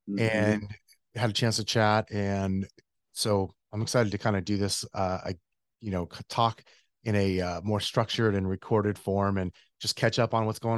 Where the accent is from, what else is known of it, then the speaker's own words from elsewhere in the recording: Northern California, United States; now in Arizona, United States; I was born in Northern California originally